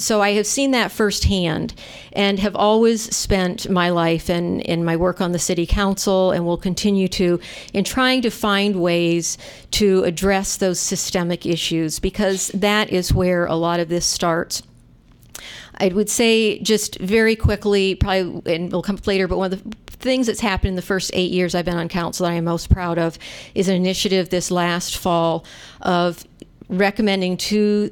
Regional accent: Vermont, United States; moved away as an adult; also born or lived in Michigan; now in Iowa City, United States; I grew up, obviously, in growing up in Vermont

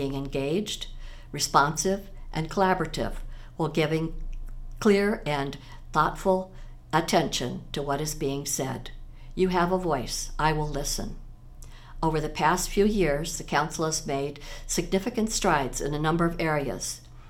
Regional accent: Des Moines, Iowa, United States; moved away as an adult; now in Iowa City, United States; I grew up in Des Moines, but I've lived in Iowa City for over 49 years

